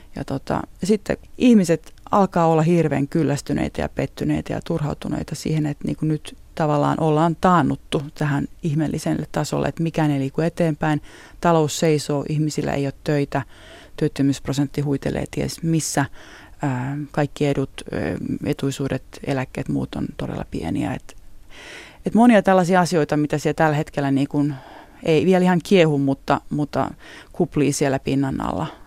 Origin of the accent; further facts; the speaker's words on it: Utti, Kymenlaakso, Finland; moved away as an adult; also born or lived in Sarajevo, Bosnia and Herzegovina; now in Bosnia and Herzegovina; mä oon Utista tosiaan kotosin